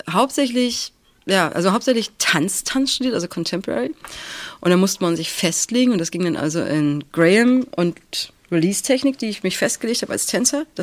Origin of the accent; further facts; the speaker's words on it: Stralsund, Mecklenburg-Vorpommern, Germany; Äh, ganz ursprünglich ähm, Stralsund. Ich bin, ein, ich bin ein, ein nordisches Wesen